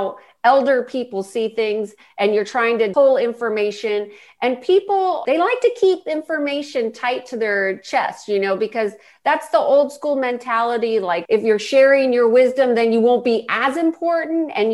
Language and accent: English; Huntington Beach, California, United States; also born or lived in San Diego; I grew up in Orange County, Huntington Beach